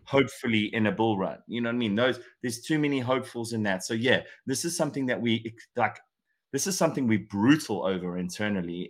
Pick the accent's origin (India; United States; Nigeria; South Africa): South Africa; moved away; also born or lived in England; I'm obviously South African born, but I spend a ton of time in England